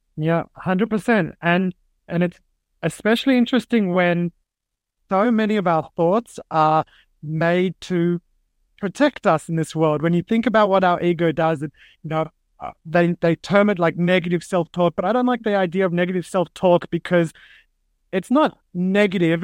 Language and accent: English; Sydney, New South Wales, Australia; moved away; growing up in Sydney, Australia